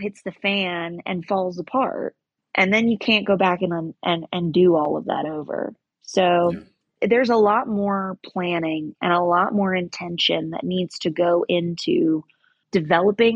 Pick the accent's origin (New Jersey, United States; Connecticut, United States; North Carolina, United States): North Carolina, United States; In my home state of North Carolina, there are zero regulations